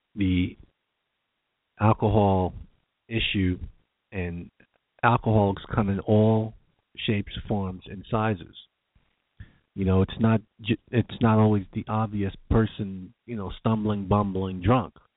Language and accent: English; New York, United States; I'm a New Yorker